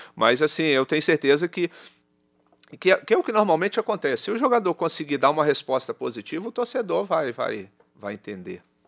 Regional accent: Juiz de Fora, Minas Gerais, Brazil; moved away as an adult; now in Salvador, Brazil; voltei pro Tupi, o time da minha cidade

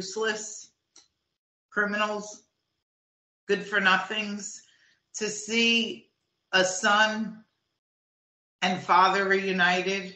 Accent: New Jersey, United States; also born or lived in Florida; now in Manitoba, Canada; I'm from New Jersey originally

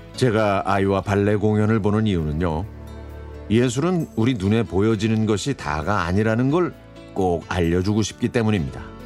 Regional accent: Anyang, Gyeonggi Province, South Korea; 저는 경기도 안양시에서 학창 시절을 보냈습니다

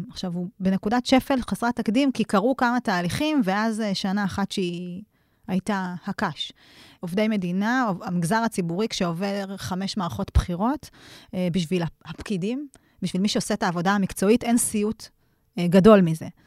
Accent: Kiryat Ekron, Central District, Israel; moved away as an adult; now in Negev, Israel; גדלתי ב... בקריית עקרון, שאפשר, היום קוראים לזה פריפריה חברתית, אבל מבחירה עברנו לדרום כמשפחה לפני כמה שנים, בשביל לחיות בנגב

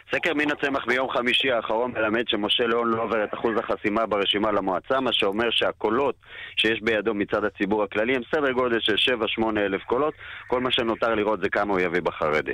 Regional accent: Jerusalem, Jerusalem District, Israel; כילד שגדל בירושלים

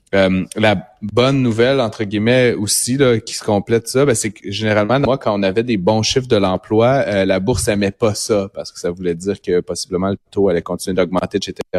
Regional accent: Ottawa, Ontario, Canada; je suis originaire d'Ottawa

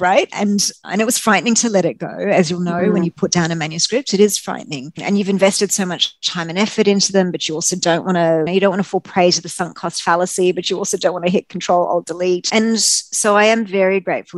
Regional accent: Australia; what I had learned growing up in Australia

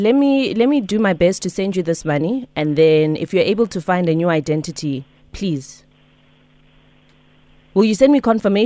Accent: Rustenburg, North West, South Africa; I'm also from Rustenburg.

